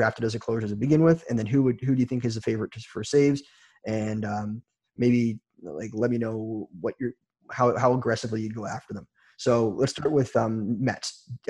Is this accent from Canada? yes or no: yes; Toronto, Ontario, Canada; I'm from Toronto